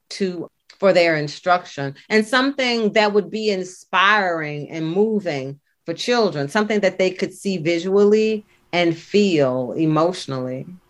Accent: Memphis, Tennessee, United States; And I am from Memphis, Tennessee. I live in Shelby, Shelby County

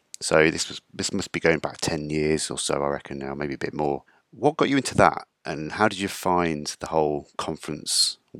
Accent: Midlands, United Kingdom; accent: Midlands; Not my drove Midlands accent.

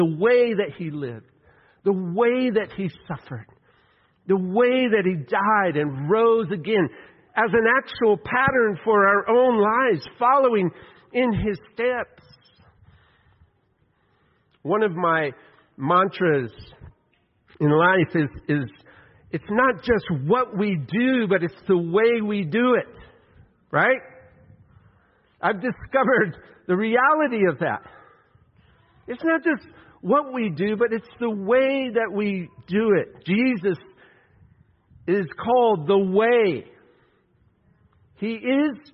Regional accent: West Texas, United States; I grew up in West Texas

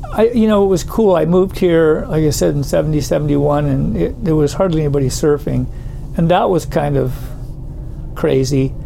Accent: Southern California, United States; moved away as an adult; now in Santa Cruz, United States; I grew up in Southern California

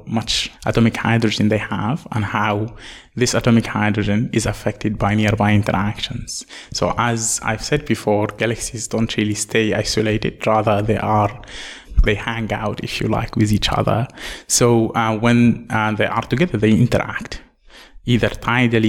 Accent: Northern Sudan, Sudan; moved away as an adult; also born or lived in South Africa; now in Australia; I am from Sudan, from northern Sudan.

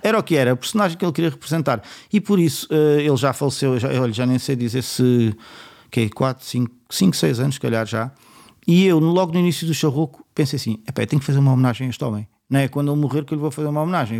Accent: Setúbal, Portugal

